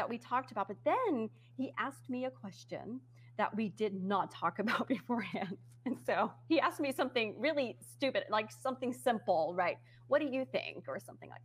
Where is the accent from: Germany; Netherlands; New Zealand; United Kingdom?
Netherlands; English is a second language; moved away; also born or lived in United States; I am from the Netherlands and I was on TV in the USA. And so that was, you know, I always felt very conscious about my accent